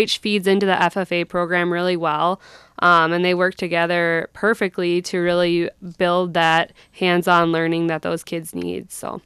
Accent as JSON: {"language": "English", "town": "Sleepy Eye", "region": "Minnesota", "country": "United States", "tie": "born or raised there", "also_born_or_lived": "North Dakota", "moved": "as an adult", "said": "I grew up in Sleepyeye, Minnesota"}